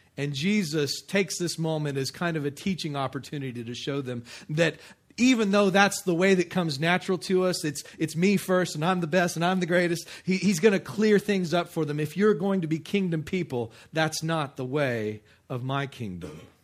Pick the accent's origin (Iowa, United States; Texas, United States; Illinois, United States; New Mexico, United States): Texas, United States; West; also born or lived in Kenner, Louisiana; now in Abita Springs, United States; I grew up in West Texas